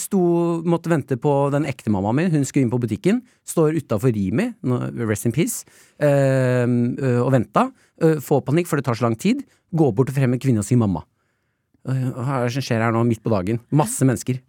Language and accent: Norwegian; Nesodden, Akershus, Norway; vi hadde jo opplæring på Nesodden, vi.